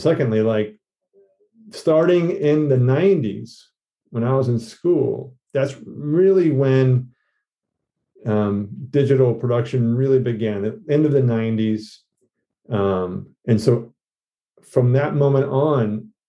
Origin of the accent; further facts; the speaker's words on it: Georgia, United States; moved away as an adult; also born or lived in New York City; I'm from Georgia. So I went to school in Georgia